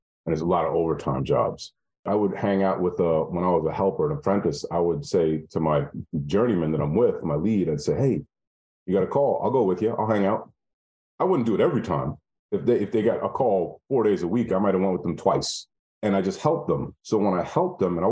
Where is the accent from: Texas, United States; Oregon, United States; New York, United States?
New York, United States; I'm from the North, I'm from, you know, New York.